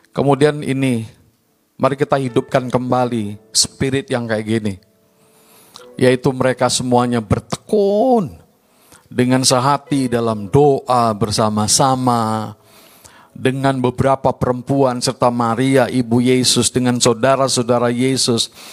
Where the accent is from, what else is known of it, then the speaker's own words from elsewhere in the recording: Medan, North Sumatra, Indonesia; also born or lived in Baguio, Philippines; Saya India, Indonesia, dibesarkan di lingkungan Chinese. Mulai dari saya kecil lahir di kampung Madras